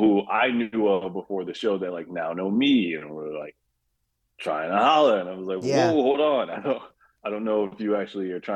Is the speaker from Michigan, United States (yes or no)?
yes; Kalamazoo, Michigan, United States; moved away as an adult; also born or lived in Grand Rapids, Michigan; I'm from Kalamazoo, Michigan, but I was living in Grand Rapids before we moved here